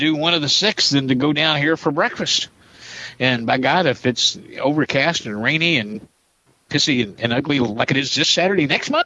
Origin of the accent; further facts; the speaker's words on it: Indiana, United States; my hometown in Indiana